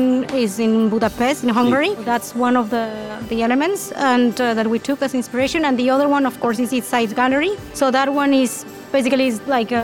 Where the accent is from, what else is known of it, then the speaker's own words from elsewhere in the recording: Veracruz, Mexico; also born or lived in Madrid, Spain / New York, United States / England / Germany; now in Tijuana, Mexico; I am originally from Veracruz, from South Mexico. My family moved to Tijuana in 1999. I studied here the high school